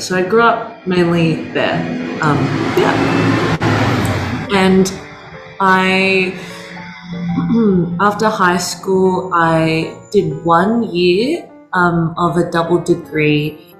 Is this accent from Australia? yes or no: yes; Sydney, New South Wales, Australia; also born or lived in Auckland, New Zealand; So I was born in Auckland in Green Lane Hospital, which sounds so New Zealand, doesn't it? So I was born there. My parents immigrated there first and then made their way over to Australia when I was three.